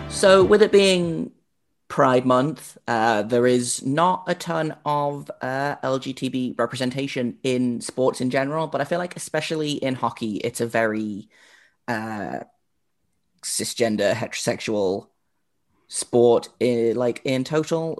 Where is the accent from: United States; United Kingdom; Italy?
United Kingdom